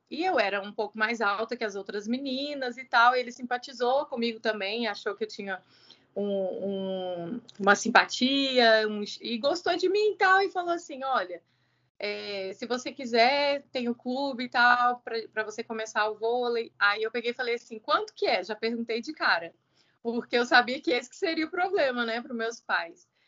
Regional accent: Belo Horizonte, Minas Gerais, Brazil; now in Uberlândia, Brazil; Sou mineira de Belo Horizonte e tenho 35 anos.

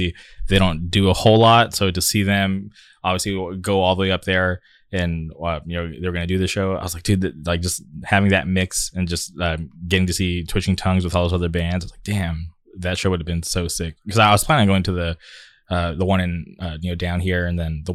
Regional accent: Southern California, United States; I'm from Southern California

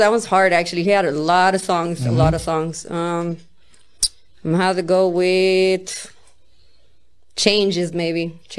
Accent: West Coast, United States; I guess I got more skills listening to East Coast, but I'm from the West, you get me?

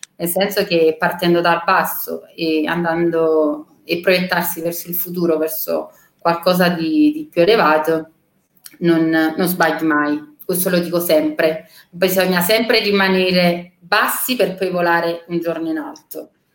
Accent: Naples, Campania, Italy; io sono cresciuta a San Paolo con mio papà che lavorava allo stadio a Napoli

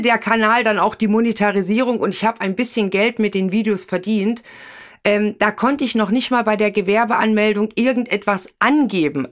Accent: Thuringia, Germany; moved away; also born or lived in Hesse; ich komme ja ursprünglich aus Thüringen, bin nach Hessen gegangen

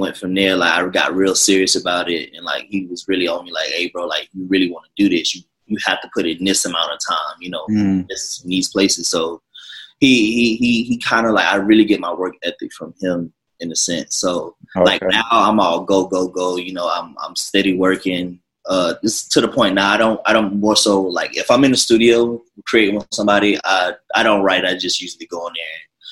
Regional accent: Jacksonville, Florida, United States; now in Los Angeles, United States; I come from Jacksonville, Florida, Duval County.

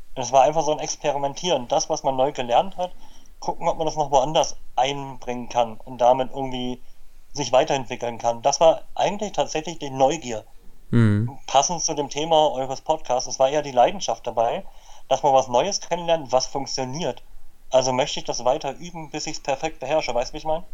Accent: Berlin, Germany; born or raised there

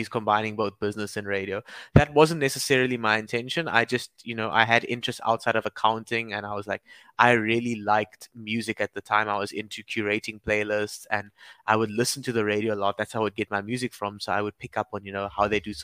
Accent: Cape Town, Western Cape, South Africa; also born or lived in Durban; raised in Cape Town. So, I moved here when I was 3 years old

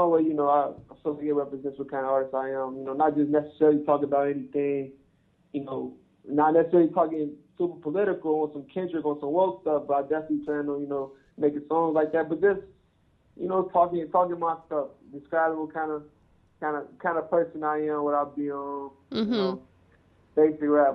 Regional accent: Chicago, Illinois, United States; moved away as an adult; now in Arizona, United States; No, I'm from Chicago. I just moved out to Arizona 2 years ago.

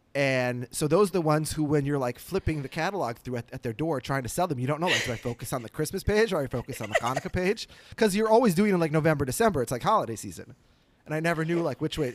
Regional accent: Minneapolis, Minnesota, United States; born or raised there

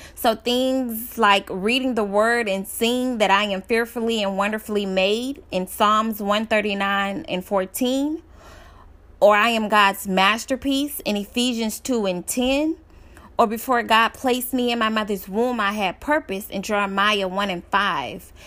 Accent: Dallas, Texas, United States; I'm from Dallas, Texas

